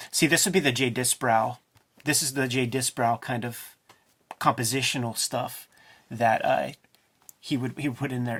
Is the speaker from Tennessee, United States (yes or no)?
no; Pittsburgh, Pennsylvania, United States; I'm a boy from Pittsburgh, man. My parents worked at the steel mill